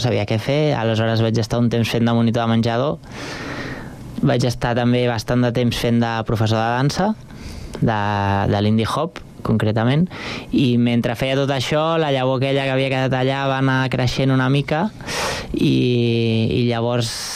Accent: Sant Cugat del Vallès, Catalonia, Spain; born or raised there; also born or lived in Barcelona

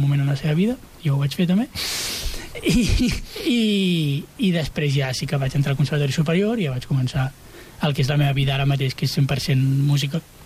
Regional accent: Santa Perpètua de Mogoda, Catalonia, Spain; moved away as an adult; now in Castellar del Vallès, Spain; jo soc de, de, de Santa Perpètua.

